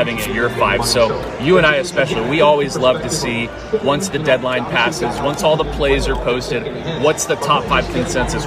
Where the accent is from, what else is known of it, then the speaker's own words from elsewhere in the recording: California, United States; We're from California